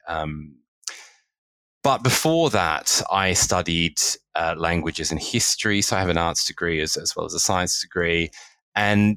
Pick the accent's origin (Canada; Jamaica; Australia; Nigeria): Australia; moved away as an adult; also born or lived in United Kingdom; now in London, United Kingdom; I was born and raised in Australia and moved to the UK about 12 years ago.